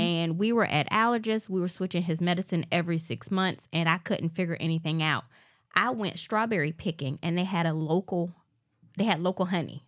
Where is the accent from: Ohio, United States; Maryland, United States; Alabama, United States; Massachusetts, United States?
Alabama, United States; born or raised there